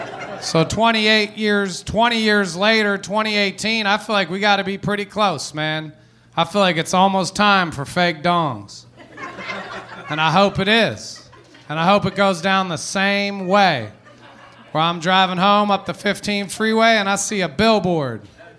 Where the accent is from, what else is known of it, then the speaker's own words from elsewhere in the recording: Philippines; Because their mother is Jewish, and I am Filipino.